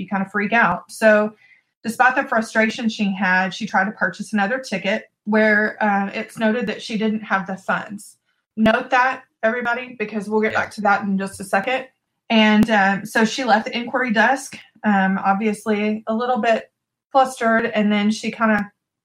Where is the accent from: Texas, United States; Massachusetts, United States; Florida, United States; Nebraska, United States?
Texas, United States; I'm from Texas.